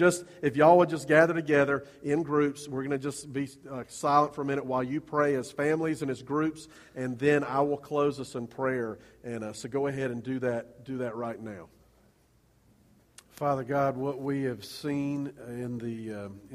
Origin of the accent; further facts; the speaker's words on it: Columbia, South Carolina, United States; When I was in middle school, growing up in Columbia, I was on a church basketball team.